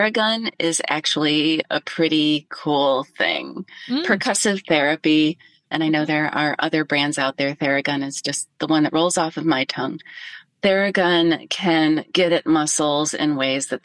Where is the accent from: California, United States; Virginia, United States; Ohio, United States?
Ohio, United States; moved away; growing up in Ohio before there were technical gloves and I ran cross country for high school